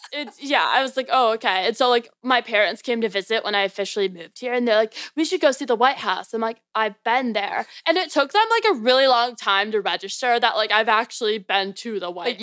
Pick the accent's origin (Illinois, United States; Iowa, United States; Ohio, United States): Illinois, United States; Naperville; moved away as an adult; also born or lived in Maryland; now in Virginia, United States; I was born and raised in Chicago, so a little bit outside called Naperville. And I lived there literally my whole life.